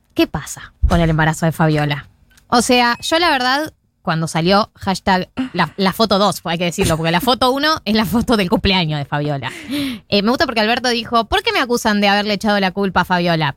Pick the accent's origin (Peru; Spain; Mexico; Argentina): Argentina; nosotros como país argentino